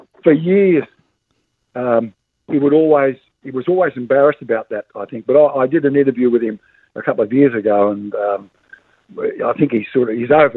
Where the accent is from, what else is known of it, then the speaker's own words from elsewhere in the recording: Victoria, Australia; I'm from Victoria.